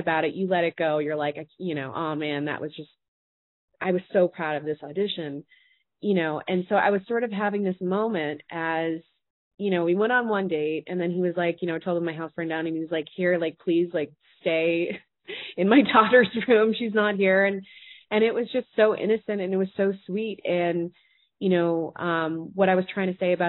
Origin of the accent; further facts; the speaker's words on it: Boston, Massachusetts, United States; I'm from Boston